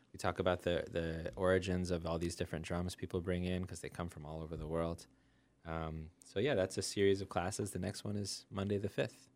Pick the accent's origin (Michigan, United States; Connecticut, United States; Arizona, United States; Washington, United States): Connecticut, United States; West Hartford; now in Florence, United States; I grew up in West Hartford